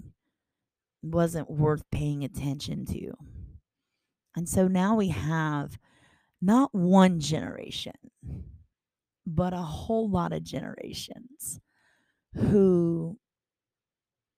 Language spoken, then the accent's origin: English; Baton Rouge, Louisiana, United States; also born or lived in Montana; as I'm sitting here in Baton Rouge, I am watching all the people in my city. This is my hometown